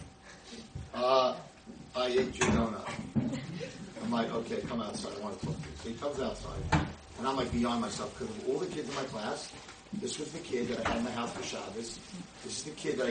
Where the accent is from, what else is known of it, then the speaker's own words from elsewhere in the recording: United States; I'm the American rabbi